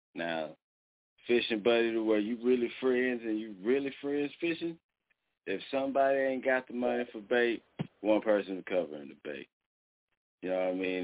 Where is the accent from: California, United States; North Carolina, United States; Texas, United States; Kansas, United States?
Texas, United States; Dallas; now in Muskogee, United States; I'm from Dallas, and I moved to fucking Muskogee, Oklahoma